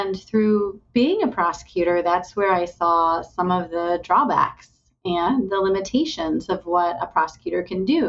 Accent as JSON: {"language": "English", "region": "Indiana", "country": "United States", "tie": "born or raised there", "also_born_or_lived": "Mississippi / West Virginia", "moved": "as an adult", "said": "I have now just moved to Indiana, my home state. So I'm glad to be back in Indiana"}